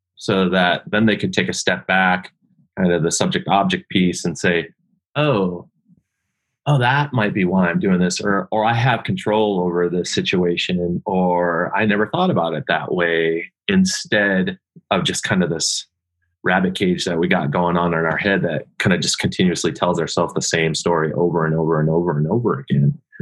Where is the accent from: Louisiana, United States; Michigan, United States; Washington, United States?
Washington, United States; Seattle; I grew up in the Northwest, grew up in Seattle